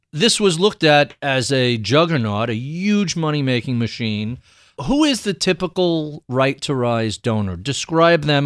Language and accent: English; New York, United States; I'm an odd political duck growing up in New York